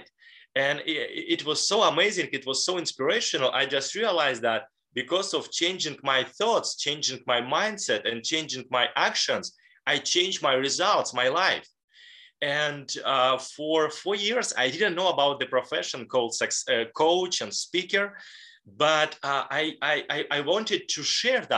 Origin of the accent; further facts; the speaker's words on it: Leningrad Oblast, Russia; in a small city close to Finland and St. Petersburg. And I was born in a regular family